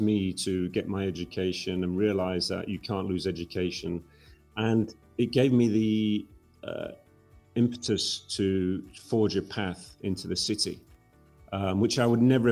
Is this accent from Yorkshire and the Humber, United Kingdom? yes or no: yes; Yorkshire and the Humber, United Kingdom; moved away as an adult; Where I was born in Yorkshire, we were surrounded by mining villages